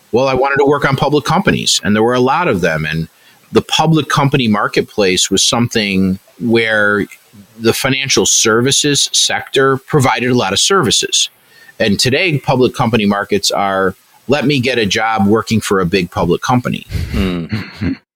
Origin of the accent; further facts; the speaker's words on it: Chicago, Illinois, United States; I'm a Chicagoan.